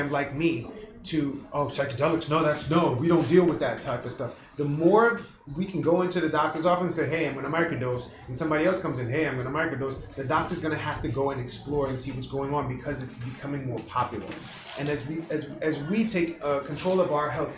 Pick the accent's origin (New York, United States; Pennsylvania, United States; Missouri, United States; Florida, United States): New York, United States; New York City; So I'm from Brooklyn. I'm from Flatbush, Brooklyn. Okay, I'm from the hood